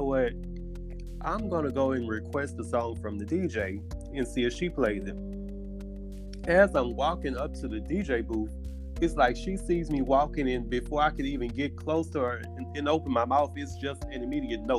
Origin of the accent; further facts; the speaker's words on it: Port Allen, Louisiana, United States; moved away as an adult; now in Houston, United States; I'm from Baton Rouge, Louisiana, where a small town in West Baton Rouge called Port Allen, and I've been here in Houston for about 6 years.